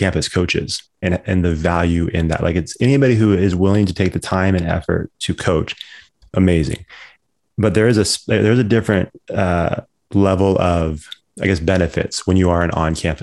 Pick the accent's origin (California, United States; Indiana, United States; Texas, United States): California, United States; Orangevale; I grew up in Orangeville my whole life.